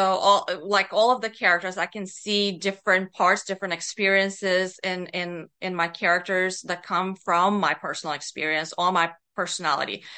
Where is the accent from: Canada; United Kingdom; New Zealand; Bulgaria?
Bulgaria; moved away as an adult; also born or lived in North America; I was born and, um, grew up in Bulgaria. So, um, I was a young adult when I, um, immigrated to North America